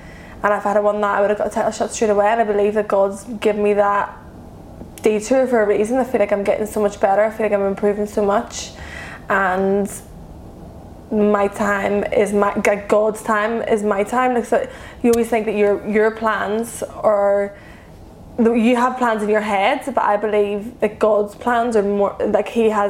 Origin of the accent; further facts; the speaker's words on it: Ireland; we're from Ireland, like, that is the core root of, like, our values, our belief system, our morals.